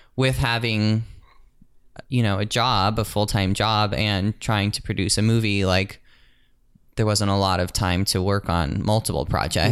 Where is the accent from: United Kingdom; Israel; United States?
United States; St. Louis, Missouri; now in Los Angeles, United States; I'm from Saint Louis